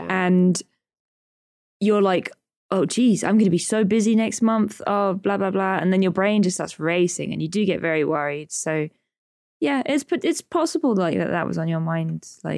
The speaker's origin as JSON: {"language": "English", "country": "United Kingdom", "said": "I'm British"}